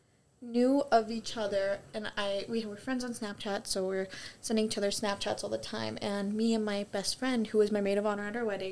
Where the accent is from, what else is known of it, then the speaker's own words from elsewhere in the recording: North Dakota, United States; I'm from North Dakota